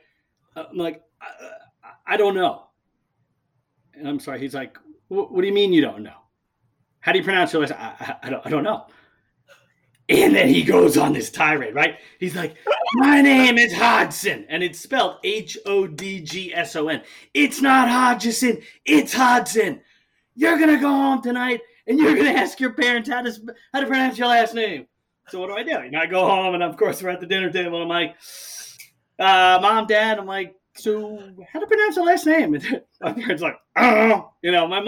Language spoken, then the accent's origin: English; Long Island, New York, United States; I grew up on Long Island